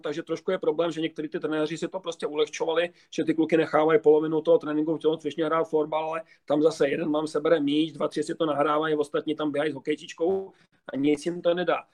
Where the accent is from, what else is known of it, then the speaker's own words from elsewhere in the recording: Prague, Czechia; já jsem Pražák původem